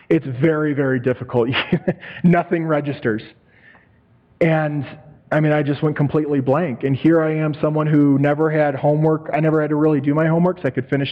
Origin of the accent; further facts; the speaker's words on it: Hobart, Indiana, United States; moved away as an adult; my hometown of Hobart, Indiana